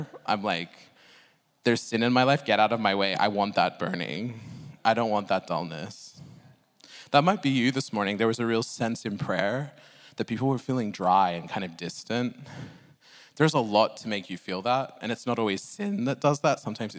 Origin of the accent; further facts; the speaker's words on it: Oxford, South East England, United Kingdom; I'm from Oxford, so I had to have some old English.